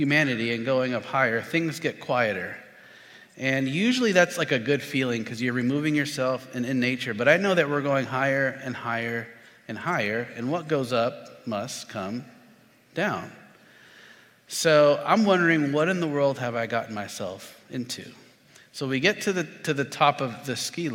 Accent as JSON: {"language": "English", "region": "Florida", "country": "United States", "said": "I'm from Florida"}